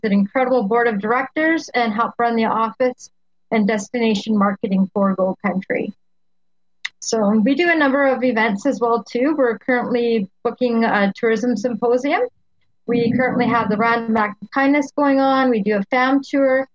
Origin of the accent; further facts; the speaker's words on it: Highland Valley, British Columbia, Canada; also born or lived in Ashcroft, British Columbia / Okanagan, British Columbia; now in Cache Creek, Canada; I was born in Ashcroft and raised up in the Highland Valley area